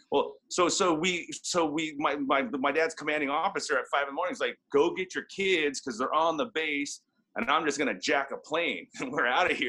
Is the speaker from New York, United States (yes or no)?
no; South Orange County, California, United States; also born or lived in Vietnam / Santa Ana, California; I grew up in South Orange County